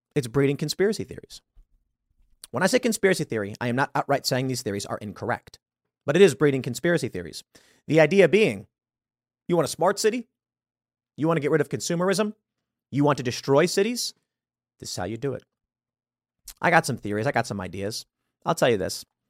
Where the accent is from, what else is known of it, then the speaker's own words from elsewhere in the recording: Chicago, Illinois, United States; moved away as an adult; also born or lived in New York / Los Angeles / Miami / Seattle; I grew up in Chicago